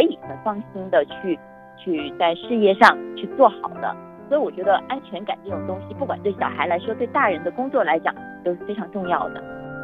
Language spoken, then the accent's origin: Chinese; Guangzhou, Guangdong, China; 我是来自广州，我是一名记者